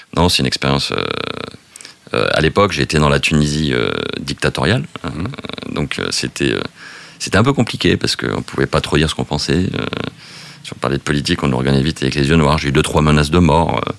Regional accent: Biarritz, Nouvelle-Aquitaine, France; Je viens du Sud-Ouest, je viens du Pays Basque

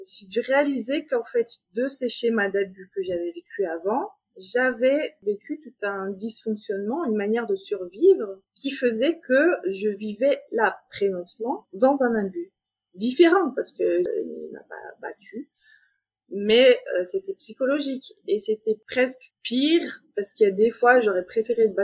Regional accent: Geneva, Switzerland; je suis euh, de Genève, j'ai trois enfants

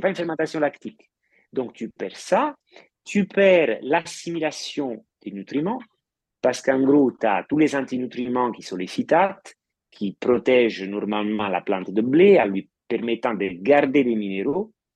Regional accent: Italy; moved away; en tant qu'Italien ayant marié une Française

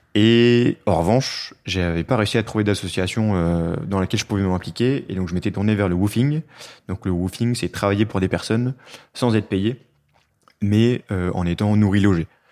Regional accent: Nord, Hauts-de-France, France; moved away; je suis originaire du Nord

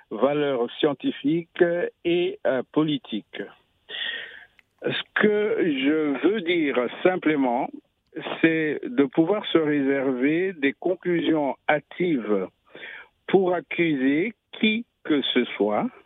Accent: DR Congo; now in France; moi je vous appelle de la France au fait, et c'est pas de Kinshasa. Je suis congolais, mais je vous appelle de la France.

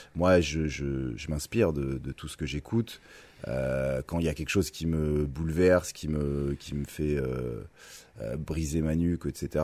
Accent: Thonon-les-Bains, Auvergne-Rhône-Alpes, France; je suis né en 1984 à Tonon-les-Bains

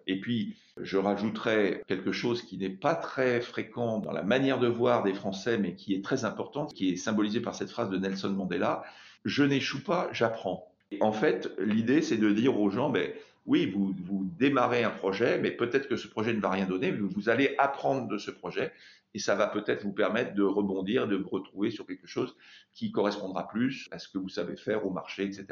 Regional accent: France; dès que je commence à parler en anglais, euh, on voit tout de suite que je suis français

